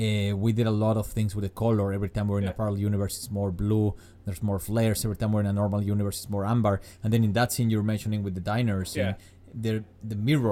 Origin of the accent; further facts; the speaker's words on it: Mexico City, Mexico; I am from Mexico City.